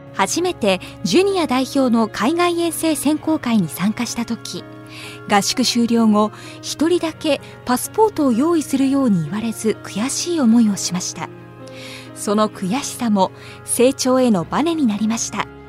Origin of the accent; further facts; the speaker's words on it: Nagasaki, Japan; 地元長崎のチームに入りました。